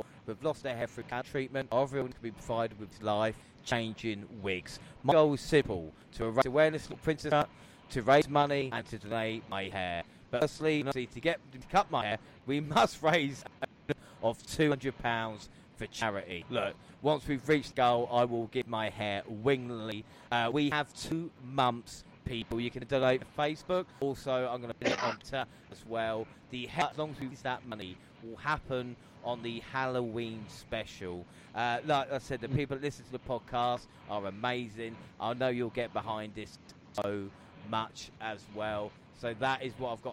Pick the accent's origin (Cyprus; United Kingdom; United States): United Kingdom; South East England; I'm from London